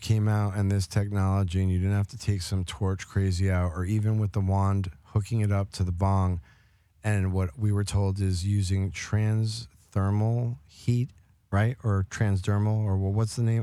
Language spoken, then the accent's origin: English; New York, United States; I grew up in New York